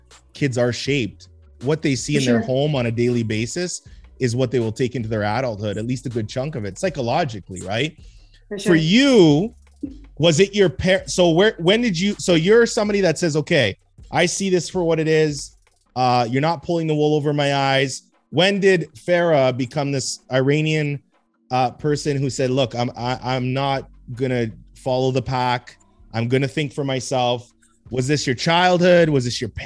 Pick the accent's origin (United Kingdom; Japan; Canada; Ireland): Canada; Edmonton, Alberta; I grew up in Mill Woods